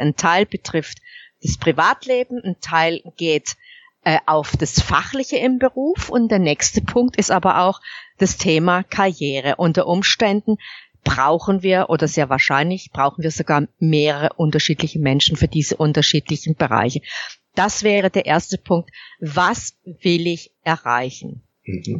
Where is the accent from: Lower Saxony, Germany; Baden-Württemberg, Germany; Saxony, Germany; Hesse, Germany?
Baden-Württemberg, Germany; ich komme unverkennbar aus Baden-Württemberg